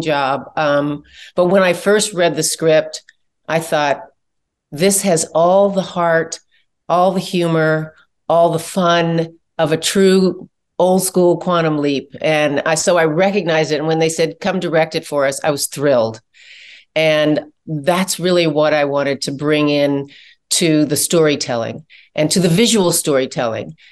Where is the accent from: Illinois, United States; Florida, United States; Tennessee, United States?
Illinois, United States; Chicago; I'm from Chicago